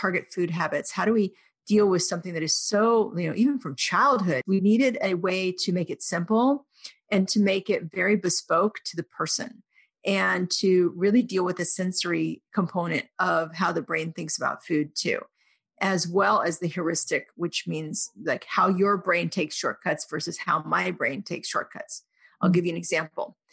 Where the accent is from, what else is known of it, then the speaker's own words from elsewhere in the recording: Oklahoma, United States; I grew up in Oklahoma